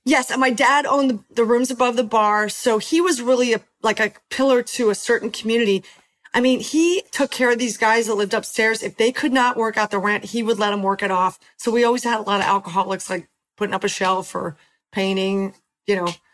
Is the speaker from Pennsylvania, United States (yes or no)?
yes; Philadelphia, Pennsylvania, United States; moved away; also born or lived in Los Angeles; We ended in Philadelphia, which was awesome because it's my hometown